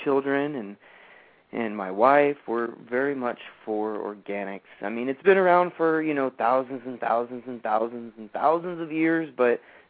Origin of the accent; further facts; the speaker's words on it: San Diego, California, United States; also born or lived in Fallbrook, California; I was born in San Diego, and I was in San Diego my entire life